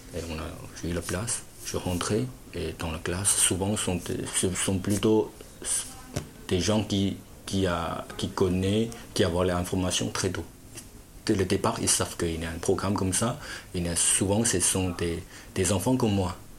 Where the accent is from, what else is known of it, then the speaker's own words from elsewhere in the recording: Fujian, China; French is a second language; moved away as an adult; also born or lived in Shanghai; now in Lognes, France; je suis au sud de la Chine. Euh, vous voyez Canton Moi, c'est en haut, c'est Fujian